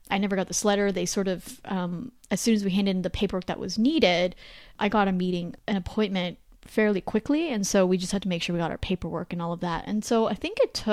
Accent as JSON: {"language": "English", "country": "Canada", "said": "I call myself Canadian"}